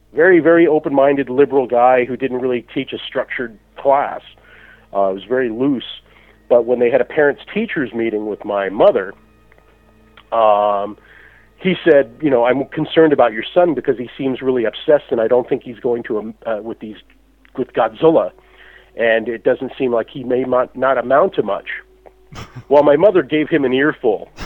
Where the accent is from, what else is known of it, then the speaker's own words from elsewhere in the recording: United States; as a child uh, growing up in the United States in in the uh, in the '60s